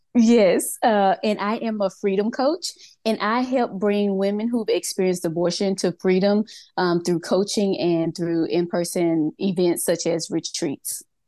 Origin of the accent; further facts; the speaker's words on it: Mississippi, United States; moved away as an adult; now in Georgia, United States; I was born and raised in Mississippi. I am in Georgia right now.